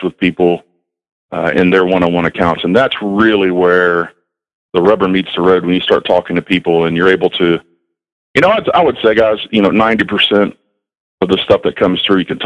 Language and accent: English; Southeast Texas, United States; moved away as an adult; now in North Carolina, United States; I grew up in Southeast Texas